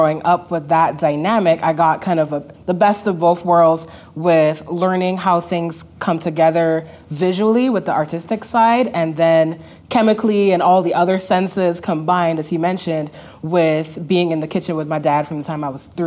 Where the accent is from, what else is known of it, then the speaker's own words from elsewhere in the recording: Barbados; I grew up in Barbados in the Caribbean.